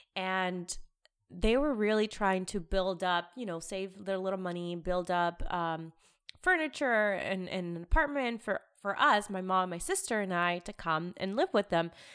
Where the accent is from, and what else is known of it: United States; born or raised there; also born or lived in Lima, Peru